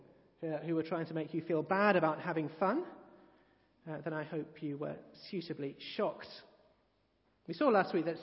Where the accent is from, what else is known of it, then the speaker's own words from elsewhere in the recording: England, United Kingdom; I've always thought that one of the better things about being English is that many of us are somewhat embarrassed about being English